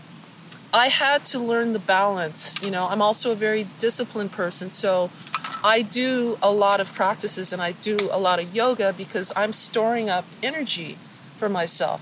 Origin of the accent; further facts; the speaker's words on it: Denver, Colorado, United States; moved away as an adult; also born or lived in California; I grew up in Denver, Colorado.